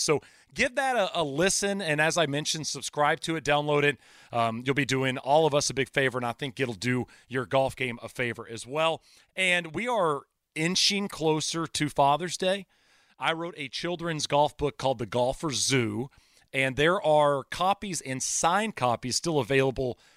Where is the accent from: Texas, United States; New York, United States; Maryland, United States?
Texas, United States; moved away; also born or lived in Arizona; I grew up in Texas